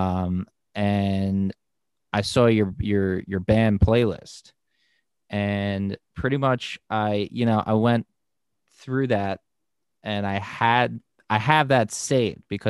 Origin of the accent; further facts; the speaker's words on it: United States; as an American dude